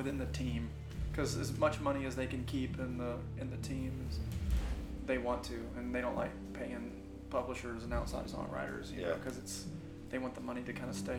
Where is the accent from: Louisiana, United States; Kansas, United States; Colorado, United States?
Louisiana, United States; Shreveport; moved away; also born or lived in Muscle Shoals, Alabama; I grew up in Shreveport, Louisiana. Mom and dad split up when I was about 4 months old, and mom and I moved in with my grandfather.